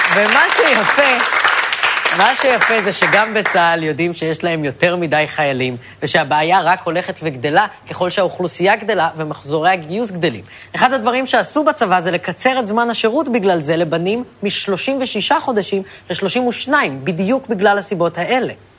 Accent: Ra'anana, Central District, Israel; אני נגיד מרעננה

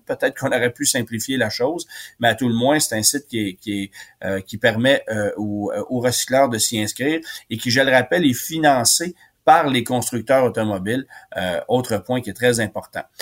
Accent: Quebec, Canada; chez nous au Québec

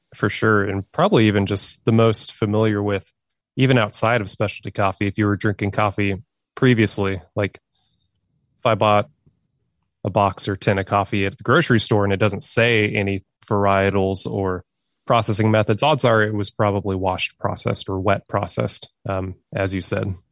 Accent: Oklahoma, United States; now in Arkansas, United States; I grew up in Oklahoma, which is, you know, just right next door to Arkansas

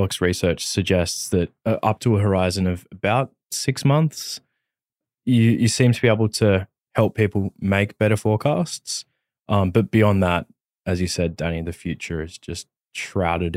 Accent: Australia; I'm an Australian

